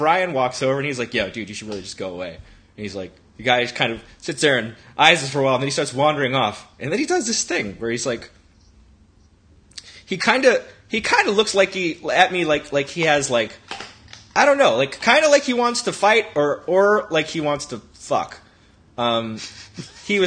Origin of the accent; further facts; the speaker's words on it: Texas, United States; moved away; I'm from Texas